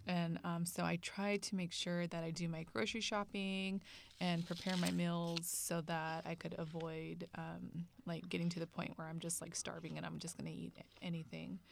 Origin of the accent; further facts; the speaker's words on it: Bay Area, California, United States; also born or lived in Central Valley, California; Grew up in the Bay Area